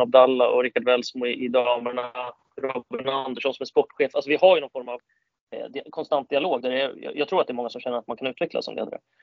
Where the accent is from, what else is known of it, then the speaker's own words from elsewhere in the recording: Storvreta, Uppsala County, Sweden; also born or lived in Kalmar; now in Täby, Sweden; jag är från Storvreta utanför Uppsala